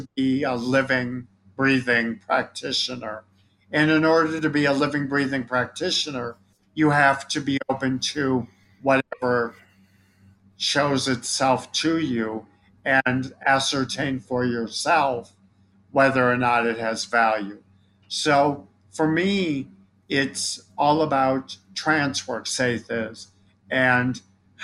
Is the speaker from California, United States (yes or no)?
no; Chicago, Illinois, United States; I'm from Chicago